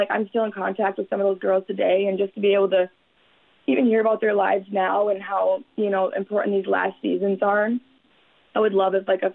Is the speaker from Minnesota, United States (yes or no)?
yes; Deer River, Minnesota, United States; being from Deer River 2 hours away